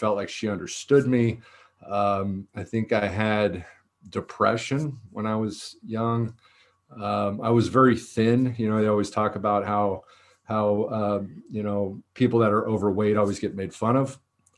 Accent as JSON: {"language": "English", "town": "Danville", "region": "California", "country": "United States", "tie": "born or raised there", "said": "I was born down here in Southern California, and we moved a lot. And I think this was a big factor in my story. We moved to Northern California."}